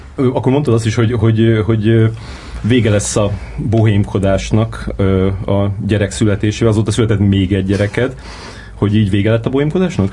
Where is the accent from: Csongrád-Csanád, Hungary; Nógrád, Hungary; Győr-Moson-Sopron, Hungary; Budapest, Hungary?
Csongrád-Csanád, Hungary; Szeged; én Szegeden nőttem föl